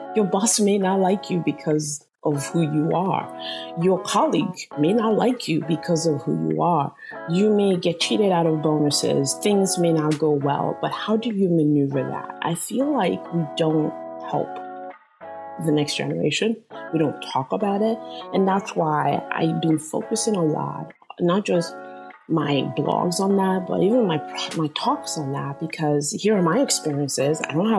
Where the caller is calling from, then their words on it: San Jose, California, United States; I am zooming in from San Jose, California.